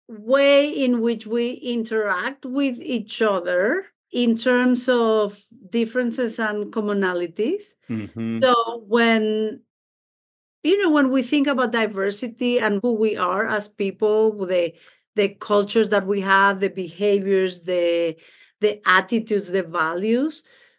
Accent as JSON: {"language": "English", "region": "Mexico City", "country": "Mexico", "tie": "born or raised there", "also_born_or_lived": "Baltimore", "lives_now": "Denver, United States", "said": "I'm originally from Mexico, from Mexico City, born and raised there. So I am a foreigner in this country. I live in Denver, Colorado, but I was for 18 years in Baltimore, Maryland."}